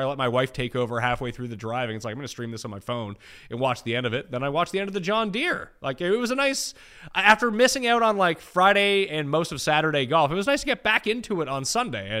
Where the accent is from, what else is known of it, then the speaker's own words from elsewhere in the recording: Canada; I'm Canadian